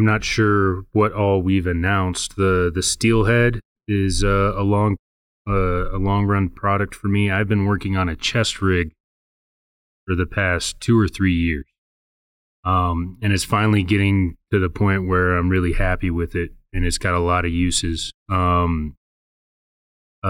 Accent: Arvada, Colorado, United States; I'm from here, Colorado. I was born in Arvada.

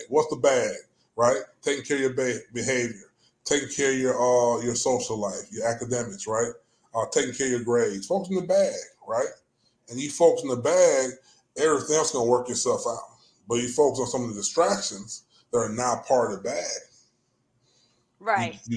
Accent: Jamaica; It was the same thing in growing up in Jamaica. You had to respect people for their language and culture

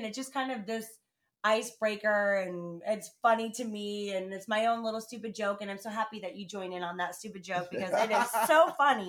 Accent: United States

